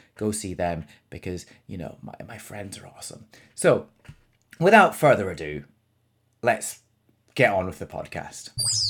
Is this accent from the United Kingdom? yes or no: yes; Scotland, United Kingdom; It's because I'm Scottish and you assume that I don't know what football is.